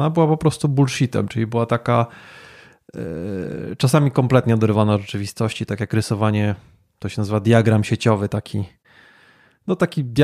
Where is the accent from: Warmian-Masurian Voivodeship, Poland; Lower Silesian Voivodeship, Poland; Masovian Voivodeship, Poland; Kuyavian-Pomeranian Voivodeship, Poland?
Lower Silesian Voivodeship, Poland; Wrocław; moved away as an adult; now in Kraków, Poland; urodziłem się w Wrocławiu, ale tu od 12 lat nie mieszkam. E, mieszkam w stolicy polskiego smogu